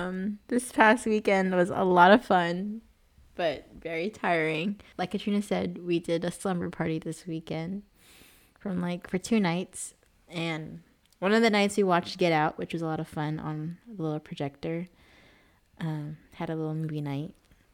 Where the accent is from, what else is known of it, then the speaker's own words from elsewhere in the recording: Philippines; That's like one of the main things that we bonded over at first was being Filipino.